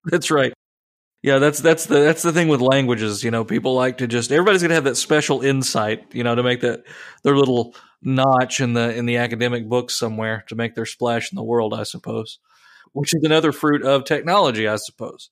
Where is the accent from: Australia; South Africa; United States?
United States; I am an American.